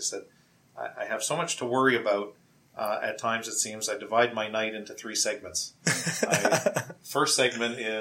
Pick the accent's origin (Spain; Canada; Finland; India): Canada; Windsor, Ontario; moved away as an adult; now in Toronto, Canada; I grew up in Windsor, Ontario